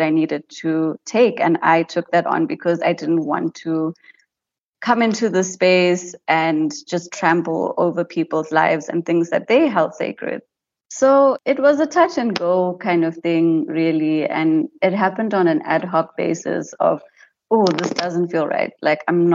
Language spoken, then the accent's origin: English; White River, Mpumalanga, South Africa; So I grew up in White River, which is a small town in Mpumalanga